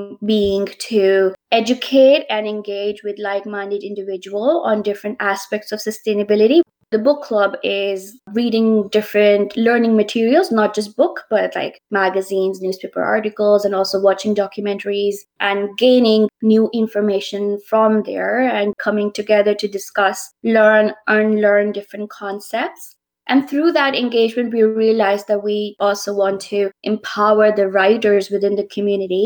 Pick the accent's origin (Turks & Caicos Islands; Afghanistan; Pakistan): Pakistan; moved away as an adult; also born or lived in Scotland; my home country, Pakistan.